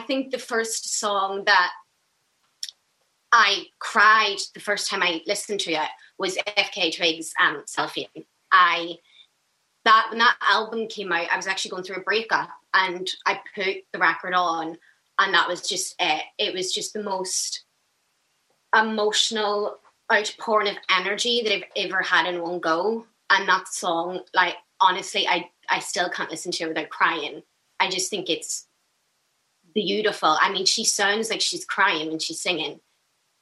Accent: Belfast, Northern Ireland, United Kingdom; Belfast, West Belfast

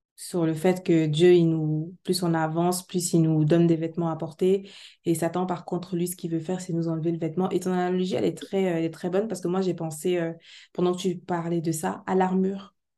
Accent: Cameroon; chez moi au Cameroun

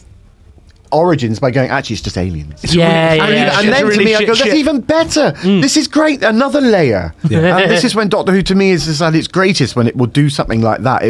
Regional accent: West Country, South West England, United Kingdom; I'm from the West Country

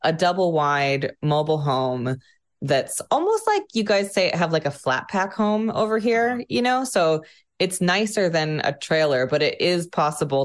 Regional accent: Sequim, Washington, United States; I'm from Washington State, on the west coast of the US, the peninsula. It's a tiny town called Squim.

